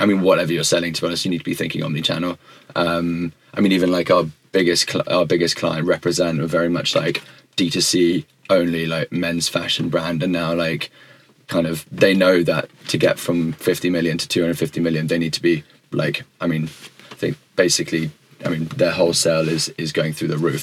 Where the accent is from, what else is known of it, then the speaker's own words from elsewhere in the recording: United Kingdom; also born or lived in United States; I am British